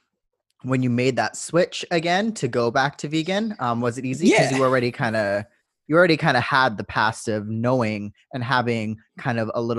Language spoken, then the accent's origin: English; Vancouver, British Columbia, Canada; now in Adelaide, Australia; I'm from Vancouver, Canada, and we're super. It's like Vancouver is a main city in Canada. It's one of the two bigger cities, so super easy. Right now I'm living in Adelaide, South Australia